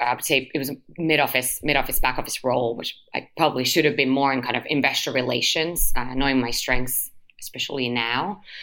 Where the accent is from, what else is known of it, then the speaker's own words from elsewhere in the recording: Helsinki, Uusimaa, Finland; moved away; also born or lived in London; my family, as mentioned, born and raised in Helsinki, but uh, we lived in London when I was younger, um, but like five years old, so very young